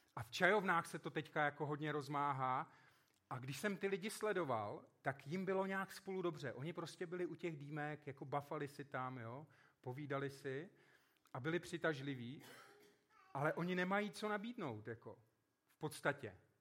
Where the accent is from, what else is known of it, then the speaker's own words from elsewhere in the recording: South Moravian Region, Czechia; Vyrůstal jsem na Jižní Moravě